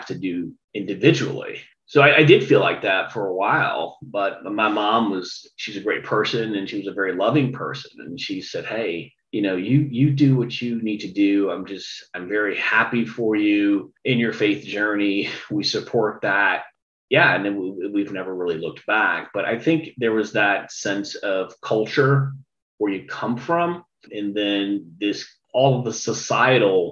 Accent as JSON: {"language": "English", "town": "Chicago", "region": "Illinois", "country": "United States", "tie": "born or raised there", "moved": "yes", "lives_now": "Carmel, United States", "said": "growing up in the Chicago area"}